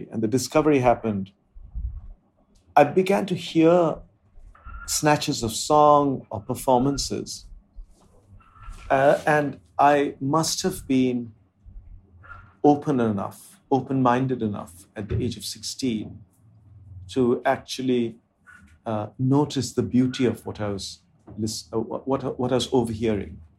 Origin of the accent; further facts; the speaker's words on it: India; first language Bengali; English is a second language; Indian languages that I spoke were my mother tongue, Bengali and Hindi.